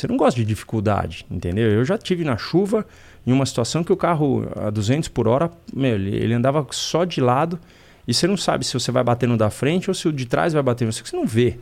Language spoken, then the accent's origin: Portuguese; Brazil; Eu sou brasileiro, eu gosto da pátria